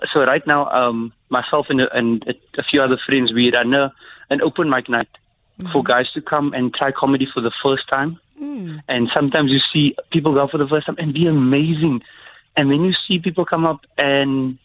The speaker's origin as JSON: {"language": "English", "country": "South Africa"}